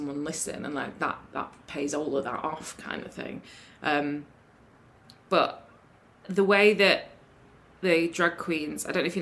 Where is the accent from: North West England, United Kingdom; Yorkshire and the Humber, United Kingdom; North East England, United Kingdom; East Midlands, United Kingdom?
Yorkshire and the Humber, United Kingdom; Sheffield; I'm from Sheffield